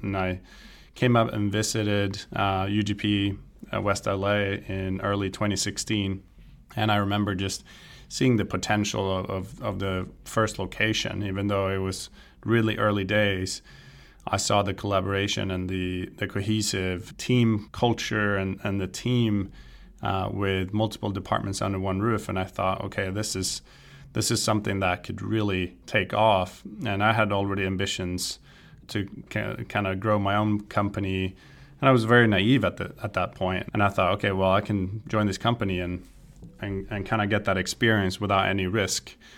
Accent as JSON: {"language": "English", "country": "Sweden", "moved": "as an adult", "lives_now": "California, United States", "said": "I'm originally from Sweden, I grew up playing golf"}